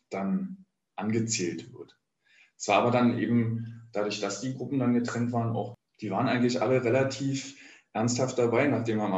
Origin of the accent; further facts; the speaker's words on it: East Germany, Germany; Ja, aber ich bin ja, äh, ich bin Ossi, ja. Ich habe auch eine FKK-Sozialisierung